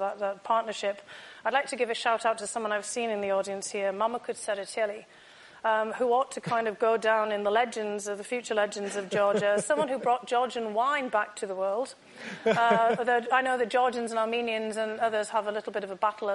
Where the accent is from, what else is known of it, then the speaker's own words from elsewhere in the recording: United Kingdom; Growing up in the United Kingdom, I actually grew up with lots of stories of Queen Tamara